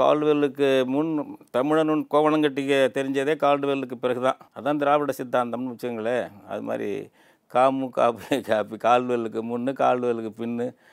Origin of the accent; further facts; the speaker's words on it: Tamil Nadu, India; first language Tamil; எங்கள் இனம் தமிழ் இனம் எங்கள் தாய்மொழி தமிழ் எங்கள் தேசம் தமிழ் தேசம்